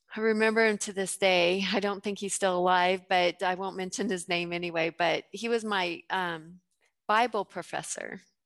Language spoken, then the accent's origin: English; Gunnison, Colorado, United States; moved away as an adult; also born or lived in Waco, Texas; I grew up in Gunnison, Colorado